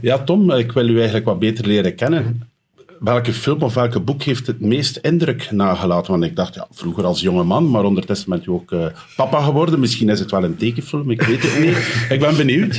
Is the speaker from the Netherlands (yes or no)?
no; Roeselare, Flanders, Belgium; mijn thuisstad denken. Een pittig bruidje van Roeselare